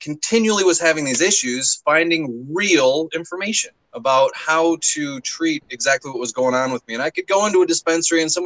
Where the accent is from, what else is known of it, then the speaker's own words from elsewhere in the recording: Southeast Michigan, United States; also born or lived in Detroit; I grew up in Michigan, Southeast Michigan, little town